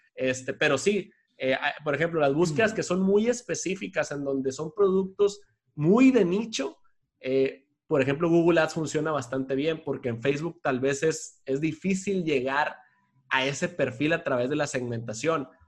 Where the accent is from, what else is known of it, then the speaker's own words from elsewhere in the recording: Culiacán, Sinaloa, Mexico; moved away as an adult; also born or lived in Mexico City; me regresé acá a mi tierra natal, acá en Culiacán, en donde estoy ahorita